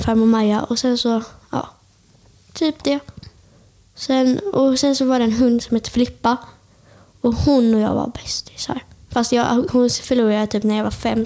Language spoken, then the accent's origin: Swedish; Björkö, Västra Götaland, Sweden; jag kommer från Björka. Och liksom, eh, ni vet Öckerö kommun